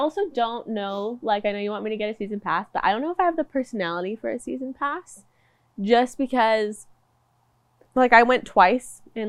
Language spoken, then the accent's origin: English; Northern California, United States; we're obviously from Northern California.